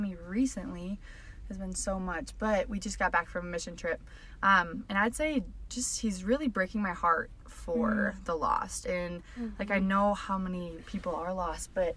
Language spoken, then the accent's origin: English; Minnesota, United States; I'm from Minnesota